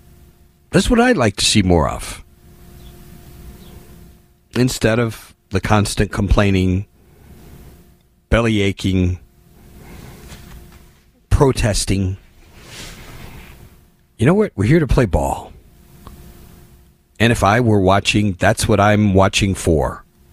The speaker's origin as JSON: {"language": "English", "town": "Indianapolis", "region": "Indiana", "country": "United States", "tie": "born or raised there", "said": "I grew up in Indianapolis, in the Midwest, in the 70s."}